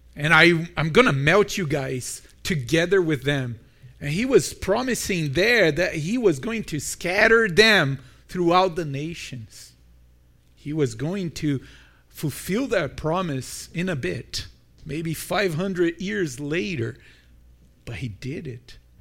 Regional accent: Brazil; moved away as an adult; now in Milton, Canada; I'm from Brazil

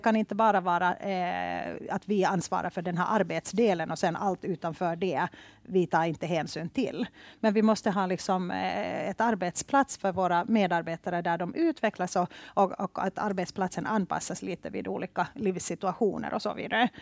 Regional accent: Helsinki, Uusimaa, Finland; moved away as an adult; now in Stockholm, Sweden; jag är ursprungligen från Finland, från Helsingfors

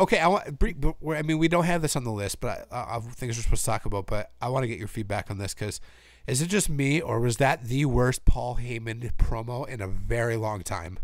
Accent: Minnesota, United States; this show is in my hometown.

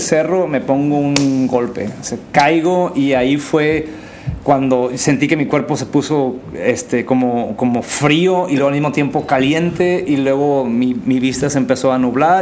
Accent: San Quintín, Baja California, Mexico; also born or lived in Tijuana / Durango; yo crecí en el Valle de San Quintín de, mis cinco años a los 17

